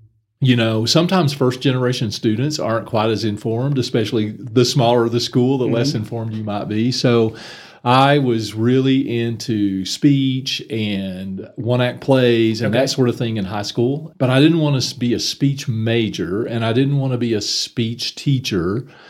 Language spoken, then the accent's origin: English; McLean, Texas, United States; I actually grew up in the little town of McLean